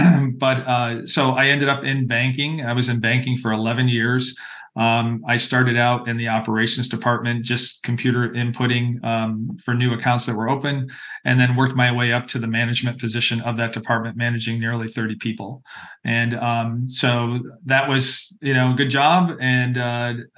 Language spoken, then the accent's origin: English; Pittsfield, Massachusetts, United States; moved away as an adult; also born or lived in Stamford, Connecticut; now in San Jose, United States; I was born in Stamford, Connecticut, and I grew up in Western Massachusetts in the beautiful Berkshire Hills